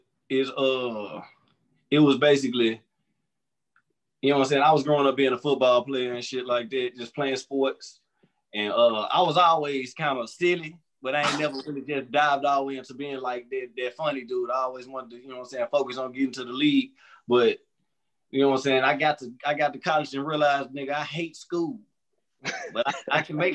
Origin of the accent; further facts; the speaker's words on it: Memphis, Tennessee, United States; moved away as an adult; also born or lived in Murfreesboro; now in Nashville, United States; I'm from Memphis, Tennessee. Memphis, Tennessee, born and raised.